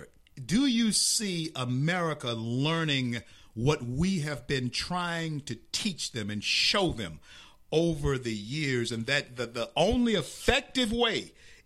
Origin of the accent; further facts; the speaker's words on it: Shreveport, Louisiana, United States; I grew up in Shreveport, Louisiana, one of the most backward racially places